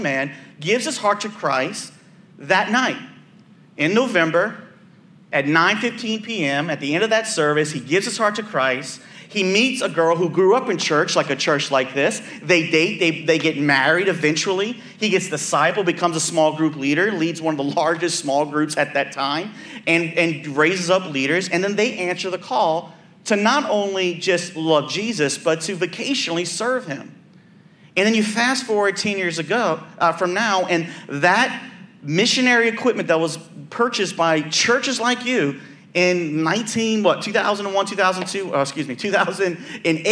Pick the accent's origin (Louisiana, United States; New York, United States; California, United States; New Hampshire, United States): Louisiana, United States; New Orleans; I'm from the West Bank, which he came from a little further down from where I grew up in New Orleans